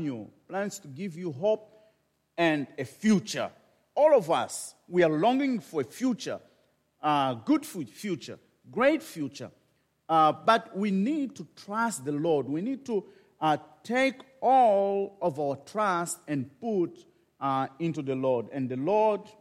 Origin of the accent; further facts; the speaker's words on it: Maputo, Mozambique; I was born in Maputo, in Mozambique, and thus I am the missionary there